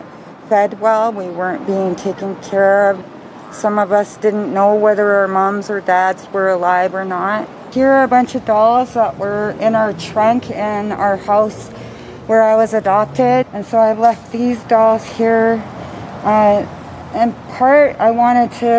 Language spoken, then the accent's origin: English; Alert Bay, British Columbia, Canada; I was born in Alert Bay, British Columbia